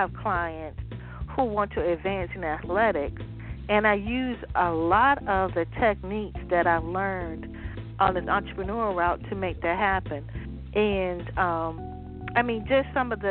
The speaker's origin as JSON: {"language": "English", "town": "Waverly", "region": "Virginia", "country": "United States", "said": "Virginia, my background. I was like, you know, I'm from Waverly."}